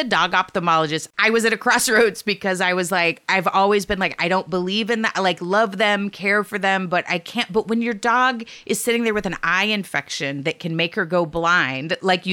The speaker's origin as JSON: {"language": "English", "region": "Texas", "country": "United States", "said": "I'm from Texas. Like, I was raised by Stanley House."}